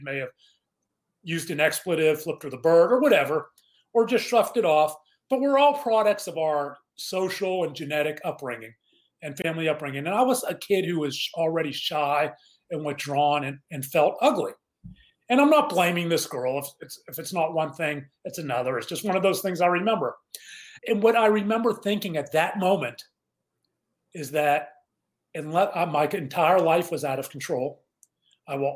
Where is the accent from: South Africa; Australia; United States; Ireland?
United States; Mount Lebanon, Pennsylvania; I grew up in Pittsburgh, a suburb of Mount Lebanon